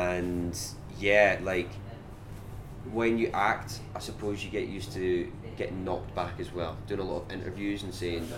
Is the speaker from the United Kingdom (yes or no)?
yes; Scotland, United Kingdom; accent: Scottish; So I know I sound quite Scottish. This isn't my normal accent. I've got quite a quick Scottish accent usually. So if I'm back home and I'm talking to people